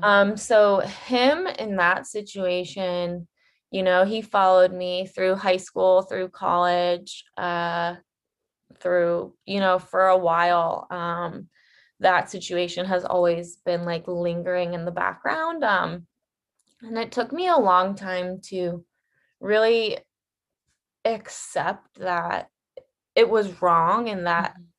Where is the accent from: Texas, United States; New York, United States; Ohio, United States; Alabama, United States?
Ohio, United States; now in Los Angeles, United States; I am currently living in Los Angeles, but I am from the Midwest at heart. I'm an Ohio girl